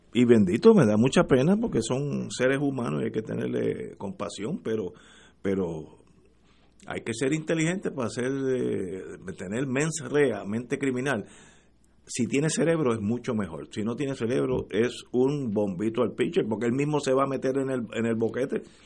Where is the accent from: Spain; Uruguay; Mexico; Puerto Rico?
Puerto Rico; los puertorriqueños estamos llamando allí